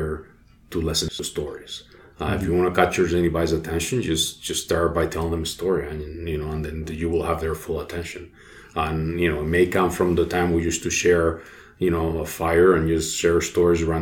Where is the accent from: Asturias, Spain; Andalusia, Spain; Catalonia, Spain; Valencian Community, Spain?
Valencian Community, Spain; Alicante; English is a second language; also born or lived in Madrid, Spain; now in United States; I was born in Madrid, but I moved right away to Alicante, which is on the coast in the Mediterranean Sea